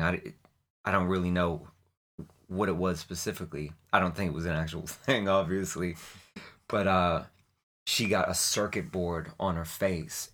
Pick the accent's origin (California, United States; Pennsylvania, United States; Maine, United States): Maine, United States; Portland; I was born in Portland, Maine in nineteen seventy-seven